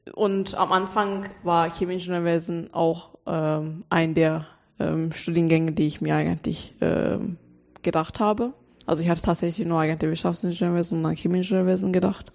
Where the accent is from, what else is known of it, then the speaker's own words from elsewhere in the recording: Turkey; German is a second language; moved away as an adult; now in Germany; ich komme aus der Türkei und dann ich war da auf der deutschen Schule